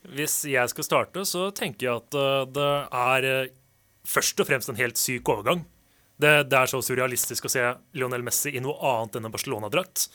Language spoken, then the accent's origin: Norwegian; Portugal; som portugiser, som jeg er